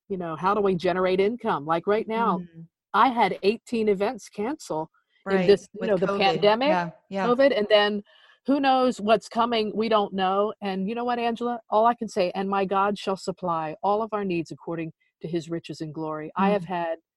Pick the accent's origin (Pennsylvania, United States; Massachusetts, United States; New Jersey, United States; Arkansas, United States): New Jersey, United States; moved away; of how I grew up in South Jersey, how I grew up as that precocious little tomboy